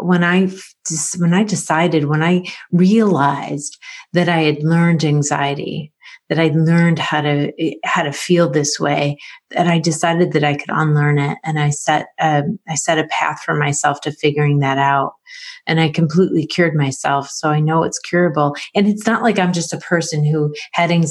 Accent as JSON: {"language": "English", "town": "Rochester", "region": "New York", "country": "United States", "said": "I'm from Rochester, New York, and I've been a family therapist for over 20 years"}